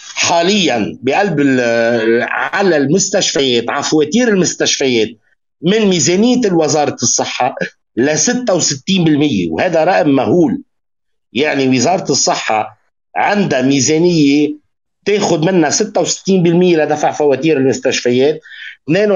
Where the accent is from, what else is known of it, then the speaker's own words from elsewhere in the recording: Lebanon; عندنا بلبنان